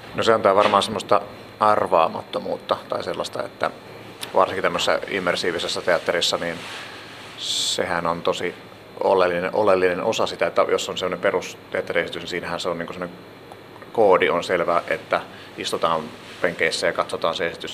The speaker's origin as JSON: {"language": "Finnish", "town": "Helsinki", "region": "Uusimaa", "country": "Finland", "said": "Mä olen tällainen helsinkiläinen teatterialan sekatyömies"}